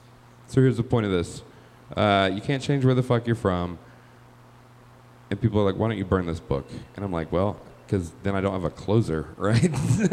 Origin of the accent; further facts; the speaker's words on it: the South, United States; I am from the South. I moved here 4 years ago.